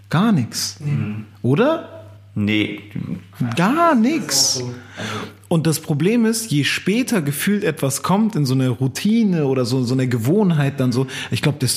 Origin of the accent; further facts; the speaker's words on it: Hamburg, Germany; now in Berlin, Germany; als ich damals nach Berlin gezogen bin, ich komme ja auch aus Hamburg, als ich nach Berlin gezogen bin